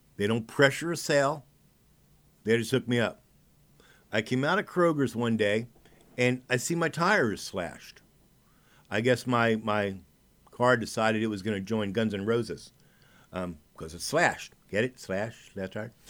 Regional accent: United States; As an American

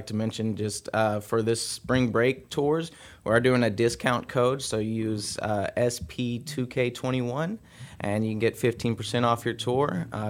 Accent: Rusk, Texas, United States; moved away as an adult; now in Conroe, United States; I'm actually from Rust, Texas. It's a small town.

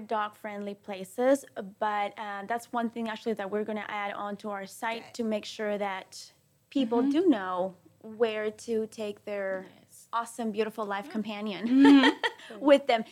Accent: Peru; also born or lived in Caracas, Venezuela; now in Texas, United States; I was born in Caracas, Venezuela, but I was raised in Peru. I'm 100% Peruvian

